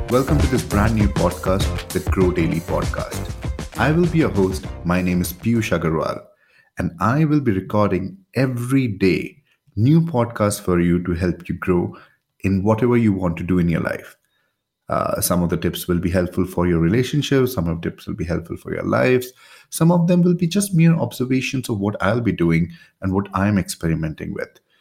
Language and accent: English; India; I'm from India